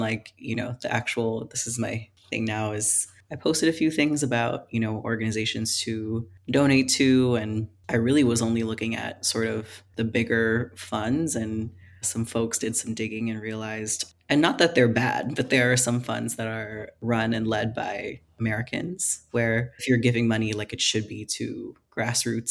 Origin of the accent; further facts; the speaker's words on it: Philippines; moved away; I grew up in the Philippines